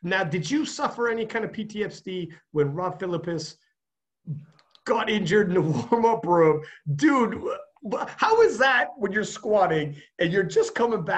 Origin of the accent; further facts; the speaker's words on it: Canada; I'm Canadian